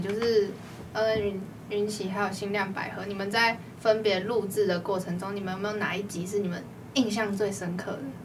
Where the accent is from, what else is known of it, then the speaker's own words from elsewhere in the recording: Tainan, Taiwan; 身为台南人的我